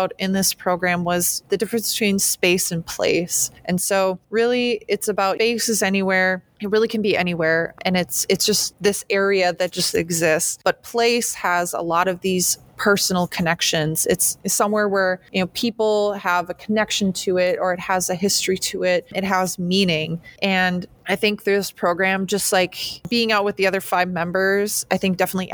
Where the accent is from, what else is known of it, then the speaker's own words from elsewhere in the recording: Shawano, Wisconsin, United States; moved away as an adult; also born or lived in Eau Claire, Wisconsin / Oregon; now in Green Bay, United States; I'm originally from Shawano, Wisconsin, which is actually just 40-ish minutes north of Green Bay